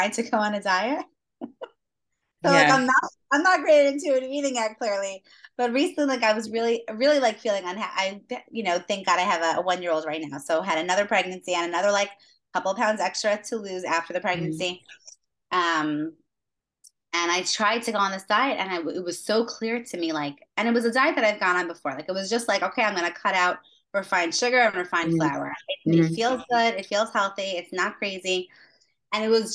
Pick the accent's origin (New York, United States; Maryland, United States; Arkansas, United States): New York, United States; New York City; moved away as an adult; also born or lived in Stony Brook, New York; now in Rehovot, Israel; I'm from Queens originally. Made Aliyah 2 years ago. Living in Rehovot now.